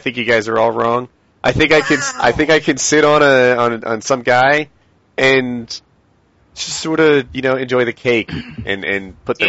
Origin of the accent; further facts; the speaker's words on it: United States; I'm American